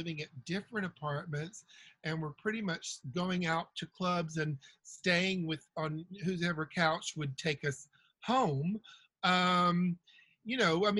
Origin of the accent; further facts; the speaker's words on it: the South, United States; I'm from the South where they say you catch more flies with honey than you do vinegar.